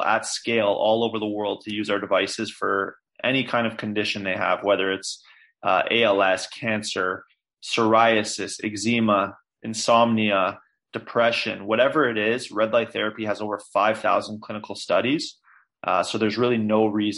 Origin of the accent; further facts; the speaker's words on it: Toronto, Ontario, Canada; from Toronto as well, born and raised here